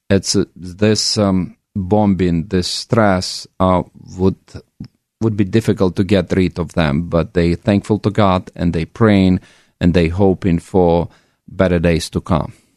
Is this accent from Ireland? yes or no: no; Ukraine; now in Oregon, United States; I'm an immigrant from Ukraine who've been in U S for more than twenty years.